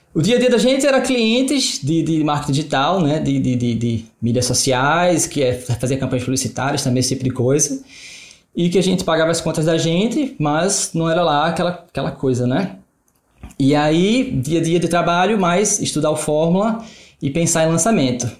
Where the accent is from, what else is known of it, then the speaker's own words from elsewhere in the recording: Recife, Pernambuco, Brazil; A gente é de Recife